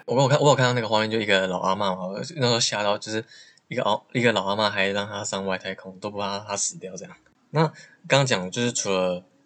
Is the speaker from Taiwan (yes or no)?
yes; Taiwan; 我身在台湾